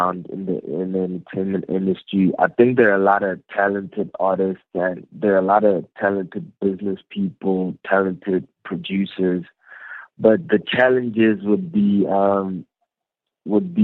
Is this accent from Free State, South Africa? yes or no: yes; Free State, South Africa; I grew up in the Free State in a city called Zalkum